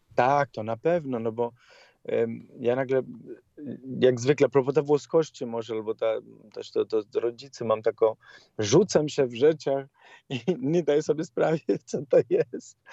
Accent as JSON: {"language": "Polish", "country": "Italy", "second_language": "Polish", "moved": "as an adult", "lives_now": "Poland", "said": "Jako Włoch"}